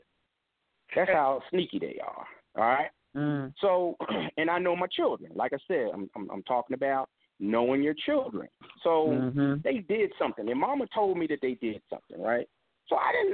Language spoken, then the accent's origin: English; Philadelphia, Pennsylvania, United States; when I was growing up in Philly